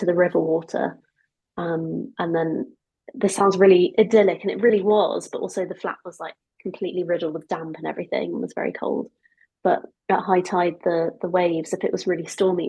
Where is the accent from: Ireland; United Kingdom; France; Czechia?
United Kingdom; also born or lived in Augusta, Georgia, United States; So I was born in Augusta, Georgia, in the deep south, and we moved here when I was just about to turn 5